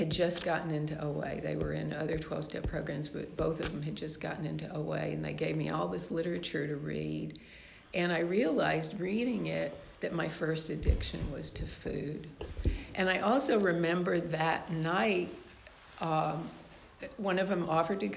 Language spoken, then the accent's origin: English; the South, United States; I grew up in the South in sort of a religious household